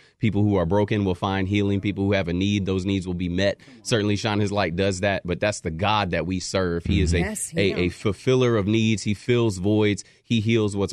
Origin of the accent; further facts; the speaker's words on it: St. Louis, Missouri, United States; now in Phoenix, United States; I'm actually from St. Louis originally.